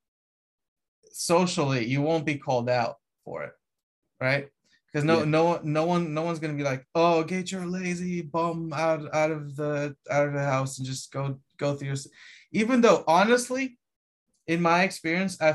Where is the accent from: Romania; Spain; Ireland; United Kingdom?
Romania; moved away; I come from Romania